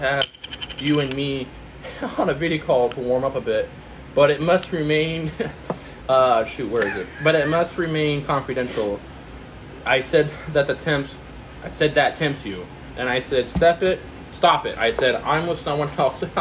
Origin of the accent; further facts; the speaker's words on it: Indiana, United States; I say, Indiana